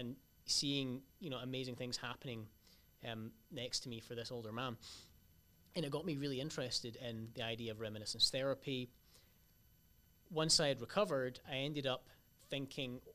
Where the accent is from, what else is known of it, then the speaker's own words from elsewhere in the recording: Glasgow, Scotland, United Kingdom; now in San Mateo, United States; So I'm originally from Scotland, Glasgow in Scotland